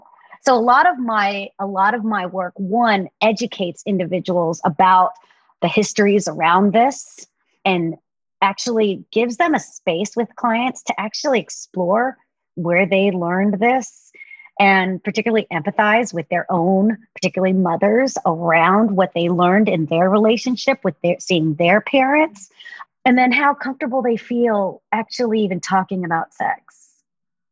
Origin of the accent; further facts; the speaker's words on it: the South, United States; now in California, United States; I was raised in the South